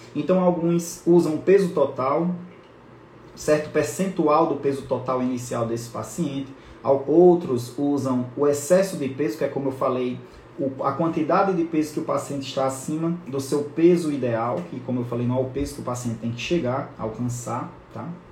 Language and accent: Portuguese; lives in Natal, Northeast Region, Brazil; eu moro em Natal, sou nordestino, então a gente usa essa palavra emenda